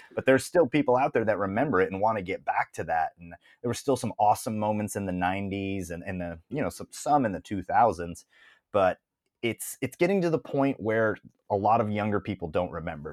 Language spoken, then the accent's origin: English; Toledo, Ohio, United States; moved away; I moved away from Toledo, Ohio, where I grew up